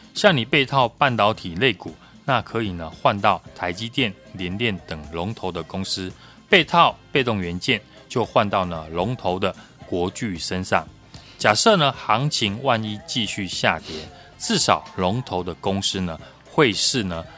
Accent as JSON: {"language": "Chinese", "country": "Taiwan", "said": "我们台湾人民的防疫意识呢是非常强的"}